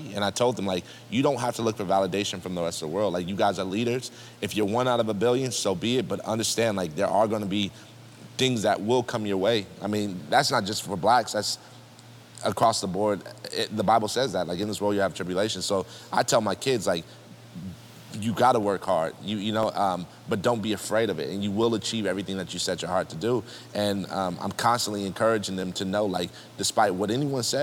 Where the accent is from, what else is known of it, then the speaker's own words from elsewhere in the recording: Palo Alto, California, United States; We're from Palo Alto